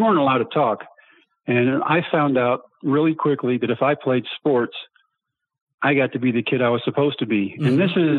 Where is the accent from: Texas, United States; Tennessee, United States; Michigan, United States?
Texas, United States; born or raised there